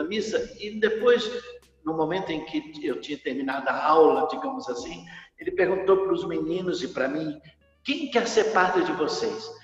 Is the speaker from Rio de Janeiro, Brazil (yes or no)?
yes; Rio de Janeiro, Brazil; eu sou carioca